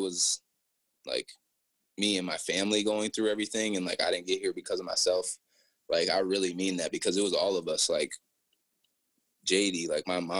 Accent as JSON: {"language": "English", "town": "Apple Valley", "region": "Minnesota", "country": "United States", "tie": "born or raised there", "said": "growing up in Apple Valley, Minnesota"}